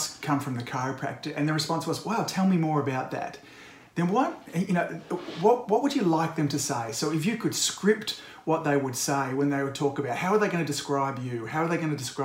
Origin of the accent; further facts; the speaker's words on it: Australia; I'm an Aussie